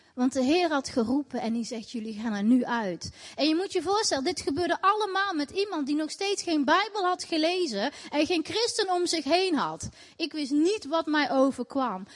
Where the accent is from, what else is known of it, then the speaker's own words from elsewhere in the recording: Tilburg, North Brabant, Netherlands; Ik ben eh, opgegroeid in Tilburg, in Nederland, in een islamitisch gezin.